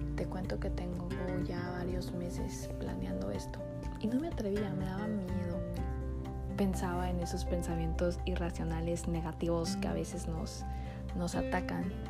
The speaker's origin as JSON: {"language": "Spanish", "region": "Sonora", "country": "Mexico", "also_born_or_lived": "Puebla", "accent": "norteño", "said": "soy de una ciudad muy pequeña que está en el estado de Sonora. Así que si me estás escuchando y no eres del norte, eres del centro, del sur del país, y escuchas mi acento norteño, es que estás en todo lo correcto porque soy norteña"}